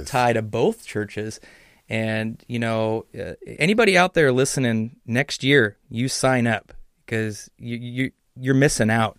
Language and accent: English; Southern California, United States; moved away; I grew up down in Southern California